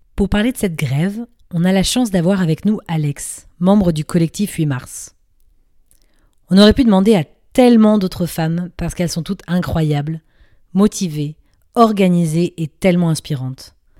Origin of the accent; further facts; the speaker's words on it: France; moved away as an adult; now in Brussels, Belgium; je suis aussi française, mais j'habite à Bruxelles maintenant depuis 5 ans